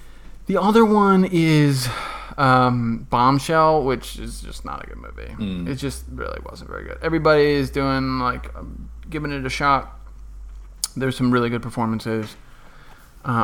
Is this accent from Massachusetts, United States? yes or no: yes; Northampton, Massachusetts, United States; moved away; the just unbelievably lovely academic sanctuary of my hometown called Northampton, Massachusetts